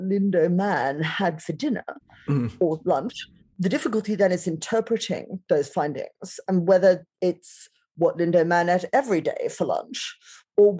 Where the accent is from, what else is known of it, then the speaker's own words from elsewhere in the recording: Australia; now in United Kingdom; I grew up in Australia.